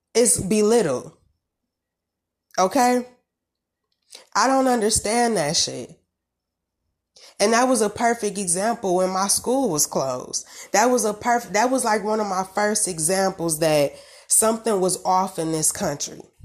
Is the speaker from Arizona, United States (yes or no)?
no; Detroit, Michigan, United States; I'm from Michigan